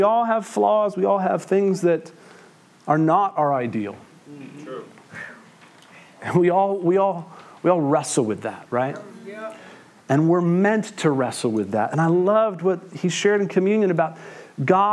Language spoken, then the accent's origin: English; Western Massachusetts, United States; I grew up here in Western Massachusetts